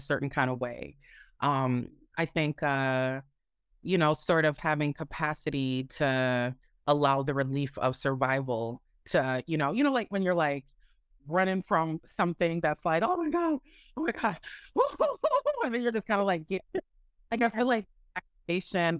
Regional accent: Minneapolis, Minnesota, United States; I was raised in the Midwest, um, in Minneapolis, Minnesota

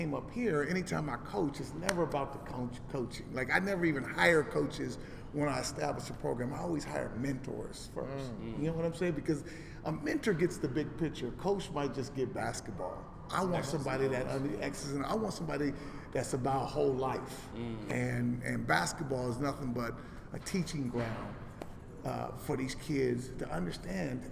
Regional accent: Los Angeles, California, United States; also born or lived in Inglewood; now in Portland, United States; I grew up in South Central

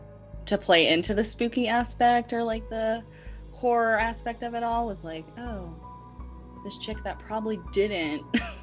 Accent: Savannah, Georgia, United States; growing up in Savannah

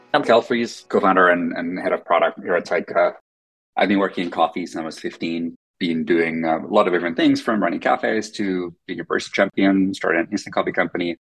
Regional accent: Finland; first language Finnish; English is a second language; moved away; Finnish, which is my first language

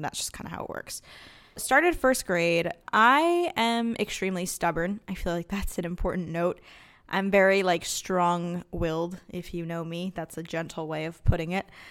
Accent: Los Angeles, California, United States; we grew up in Los Angeles, my sister

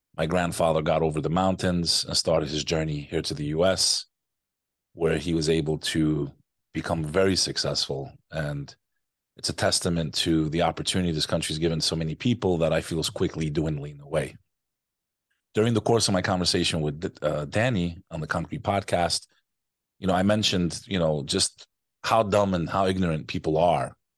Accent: United States; also born or lived in New York; I am American, first generation born in the U S. My family came here to escape communism

